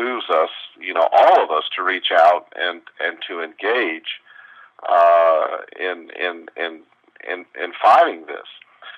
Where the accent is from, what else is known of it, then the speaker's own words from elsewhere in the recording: the South, United States; I grew up in the South